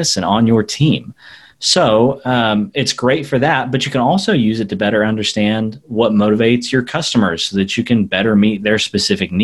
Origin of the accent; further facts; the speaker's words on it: United States; Americans are really bad about something, and that is we want to speak English all the time